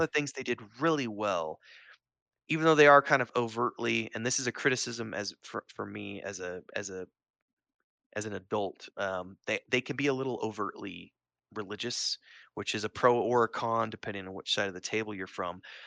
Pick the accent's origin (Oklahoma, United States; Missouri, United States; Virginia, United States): Missouri, United States; Springfield; I grew up in Springfield, Missouri